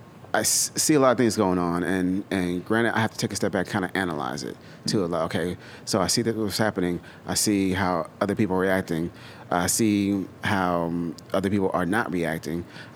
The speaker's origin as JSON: {"language": "English", "region": "the South", "country": "United States", "tie": "born or raised there", "said": "I grew up in the South. I dealt with some racist shit."}